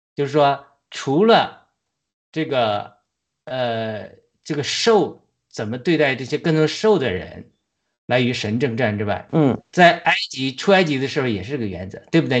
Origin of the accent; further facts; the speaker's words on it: China; 我们中国人虽然是据说是传说是亚伯拉罕后裔中一派